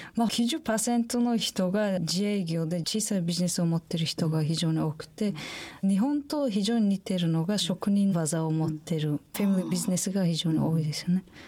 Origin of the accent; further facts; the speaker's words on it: Samarkand, Samarqand Region, Uzbekistan; Japanese is a second language; moved away as an adult; also born or lived in Kobe; now in Japan; 私のふるさと、サマルカンドという町があるんですが